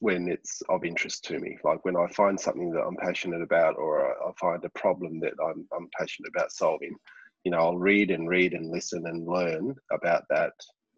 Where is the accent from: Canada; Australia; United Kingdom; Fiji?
Australia; Launceston, Tasmania; my hometown here in Launceston